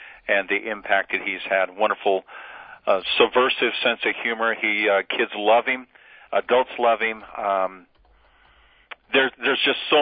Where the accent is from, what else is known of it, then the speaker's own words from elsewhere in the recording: Arizona, United States; I grew up in the West and in desert area in Arizona